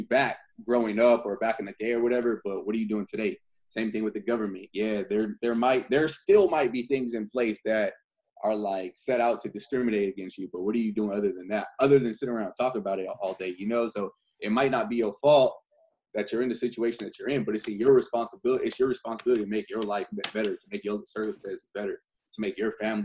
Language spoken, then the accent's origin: English; California, United States; also born or lived in San Bernardino, California; I'm from California